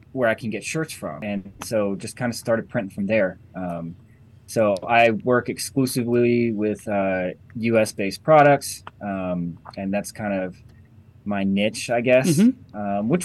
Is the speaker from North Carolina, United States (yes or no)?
yes; Western North Carolina, United States; I grew up in Western North Carolina.